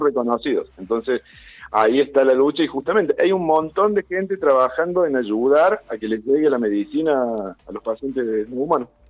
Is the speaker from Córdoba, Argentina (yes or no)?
yes; Sierras de Córdoba, Argentina; Soy veterinario de la Sierra de Córdoba